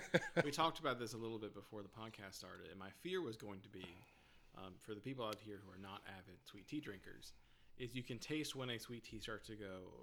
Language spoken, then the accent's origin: English; the South, Southern United States, United States; So you are almost trained as a Southerner who drinks a lot of sweet tea